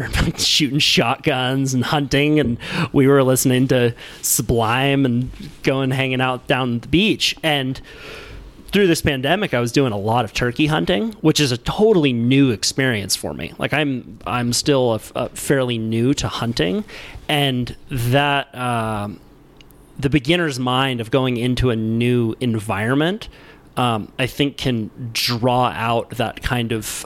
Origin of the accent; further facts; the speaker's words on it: Santa Cruz, California, United States; I was born in Santa Cruz, you know, grew up with a friend, good friend group of surfers. When I'm in Santa Cruz, like people know me